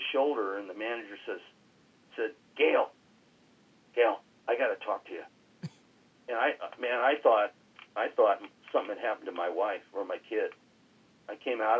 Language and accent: English; Long Beach, California, United States; I grew up in North Long Beach